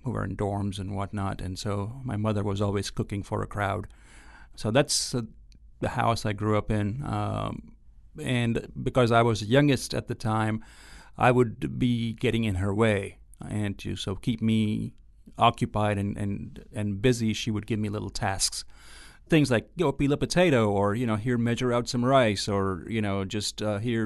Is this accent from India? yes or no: yes; Ahmedabad, Gujarat, India; moved away as an adult; also born or lived in Austin, Texas / Kentucky; now in Oxford, Mississippi, United States; So I grew up in a town called Ahmedabad, which is in the state of Gujarat